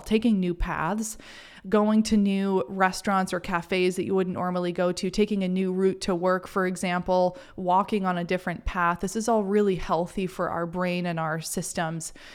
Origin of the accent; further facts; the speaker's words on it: Maine, United States; growing up in Maine